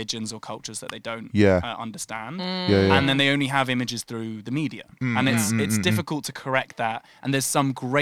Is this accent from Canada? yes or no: no; London, United Kingdom; I grew up in Belsize Park